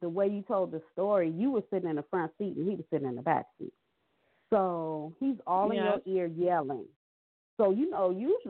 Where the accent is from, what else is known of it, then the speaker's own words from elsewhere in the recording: Los Angeles, California, United States; I'm born and raised in Los Angeles, California.